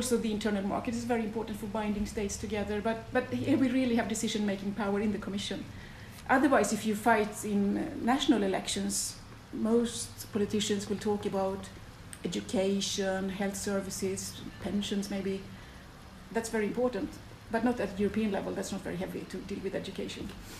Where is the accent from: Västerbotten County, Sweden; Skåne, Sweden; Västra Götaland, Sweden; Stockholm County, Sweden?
Västra Götaland, Sweden; Gothenburg; English is a second language; In Gothenburg, in Sweden.